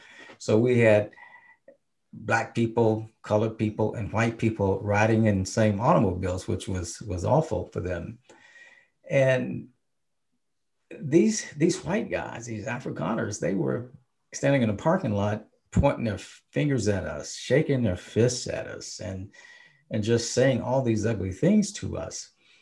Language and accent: English; the South, United States; But we as black people, we knew, because we came from the South, the three of us. We were from the South. We grew up in with Jim Crowism.